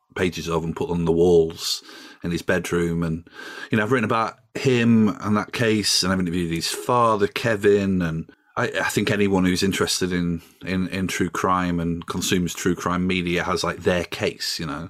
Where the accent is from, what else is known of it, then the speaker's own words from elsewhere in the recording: Doncaster, Yorkshire and the Humber, United Kingdom; now in London, United Kingdom; I live in London, I'm from Doncaster